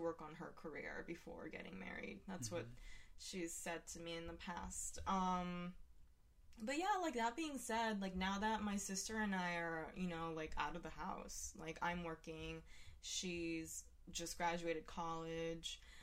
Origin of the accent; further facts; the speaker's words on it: Hiroshima, Japan; where I was born as well.